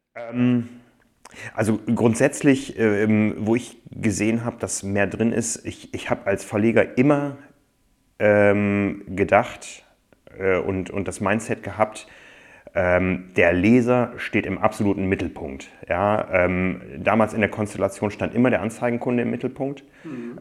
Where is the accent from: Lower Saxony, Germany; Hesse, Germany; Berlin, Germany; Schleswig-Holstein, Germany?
Lower Saxony, Germany; Osnabrück; Aufgewachsen bin ich nicht in Freiburg, sondern in Osnabrück